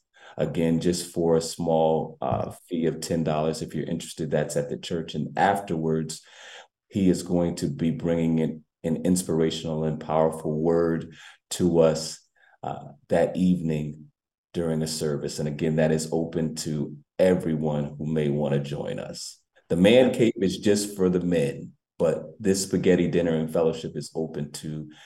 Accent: New Haven, Connecticut, United States; I am a homegrown New Havenite. I grew up in the New Hopeville area

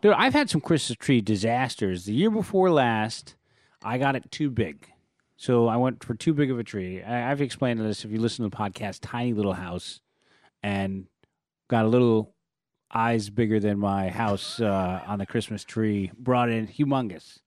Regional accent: San Francisco, California, United States; now in Los Angeles, United States; I'm from San Francisco, where you have districts

